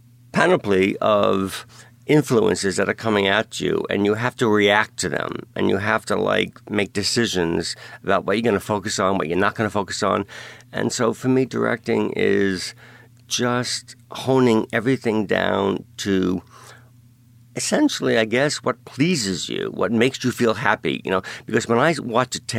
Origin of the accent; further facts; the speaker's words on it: New York City, New York, United States; I grew up in Brooklyn and Staten Island